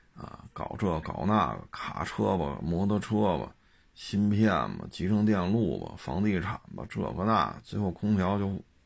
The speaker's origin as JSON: {"language": "Chinese", "region": "Beijing", "country": "China", "tie": "born or raised there", "said": "就以我小时候在北京长大的这个实际的感受就是这样"}